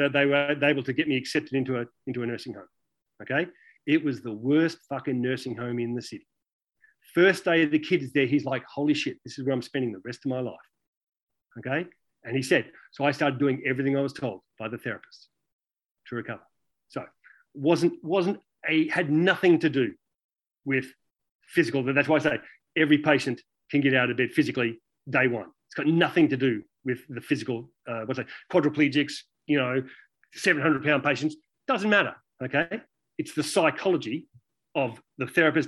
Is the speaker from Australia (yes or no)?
yes; Australia; born or raised there; moved away